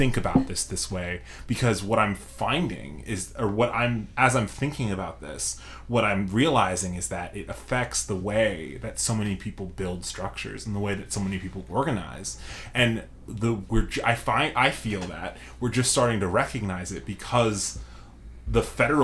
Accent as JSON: {"language": "English", "area": "Long Island", "region": "New York", "country": "United States", "moved": "yes", "lives_now": "Chicago, United States", "said": "I'm originally from Long Island"}